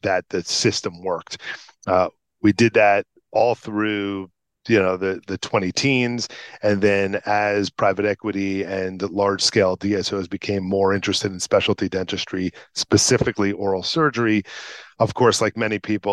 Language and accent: English; Long Island, New York, United States; moved away as an adult; also born or lived in Brooklyn, New York / Manhattan, New York; now in Bergen County, New Jersey, United States; I'm from Long Island originally, went to dental school at NYU, trained in Brooklyn, so very New York-centric